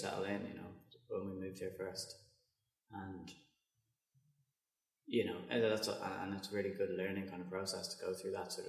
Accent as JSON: {"language": "English", "town": "Dún Laoghaire", "region": "Leinster", "country": "Ireland", "tie": "born or raised there", "moved": "yes", "lives_now": "London, United Kingdom", "said": "We grew up beside the sea in Dublin"}